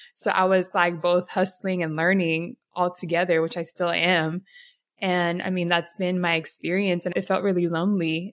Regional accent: San Diego, California, United States; So San Diego, I was born and raised in Southeast, so the hood. Grew up there my whole life

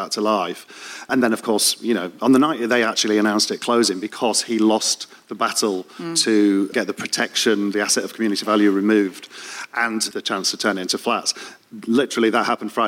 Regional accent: Leeds, Yorkshire and the Humber, United Kingdom; moved away as an adult; now in London, United Kingdom; I came from Leeds and I came out as a three-year-old.

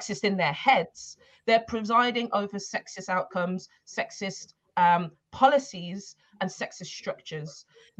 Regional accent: Birmingham, West Midlands, United Kingdom; also born or lived in Tottenham, London; now in London, United Kingdom; I'm actually from Birmingham and I grew up in Handsworth

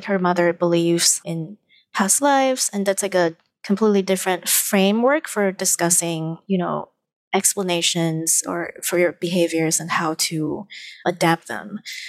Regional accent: Malaysia; I actually understand a lot of my supposed place in this new country because I am from Malaysia.

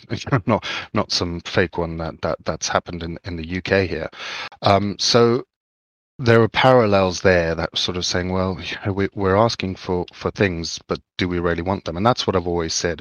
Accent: Zimbabwe; I grew up in Zimbabwe

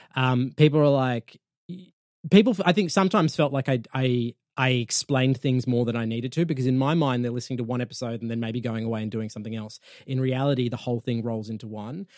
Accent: Australia; I'm from Australia.

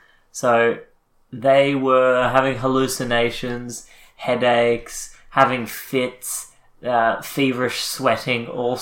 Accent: Australia; We're Australian.

